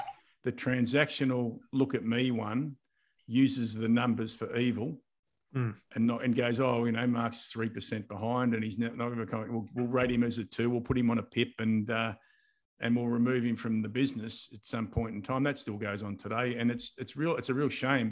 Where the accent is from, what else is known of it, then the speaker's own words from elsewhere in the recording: Mildura, Victoria, Australia; moved away; also born or lived in Adelaide; I grew up in Mildura